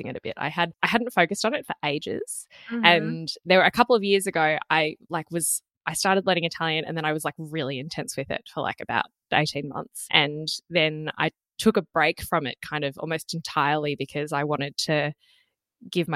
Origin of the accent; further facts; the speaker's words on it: Australia; I grew up in Australia. I've been here basically my whole life.